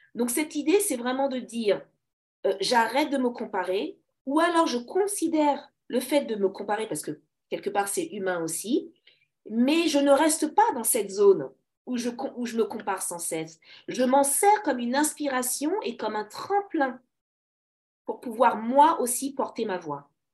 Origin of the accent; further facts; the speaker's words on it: Paris, Île-de-France, France; je suis née à Paris, une vraie Parisienne, donc d'origine congolaise